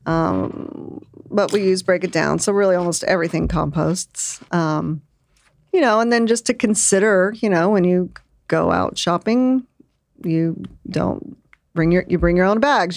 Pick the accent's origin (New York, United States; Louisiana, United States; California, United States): Louisiana, United States; Lake Charles; now in Austin, United States; I was born in Lake Charles, Louisiana.